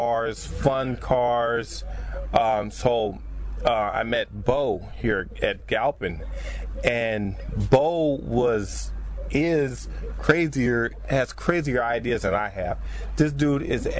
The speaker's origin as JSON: {"language": "English", "town": "Compton", "region": "California", "country": "United States", "said": "I'm from Compton"}